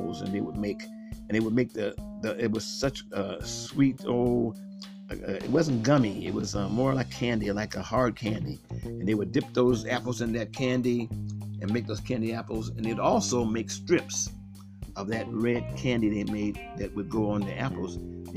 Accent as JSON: {"language": "English", "town": "Akron", "region": "Ohio", "country": "United States", "tie": "born or raised there", "said": "I grew up on the west side of Akron"}